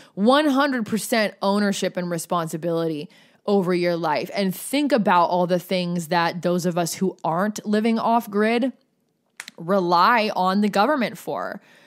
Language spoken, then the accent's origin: English; Oregon, United States; moved away as an adult; also born or lived in Los Angeles County, California; I moved down to L A County from Oregon.